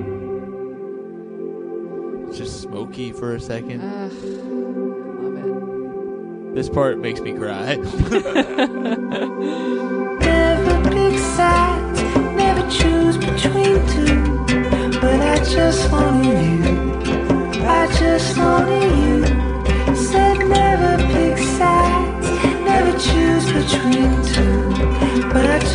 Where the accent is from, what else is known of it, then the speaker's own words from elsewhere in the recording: Indiana, United States; moved away; out in Indiana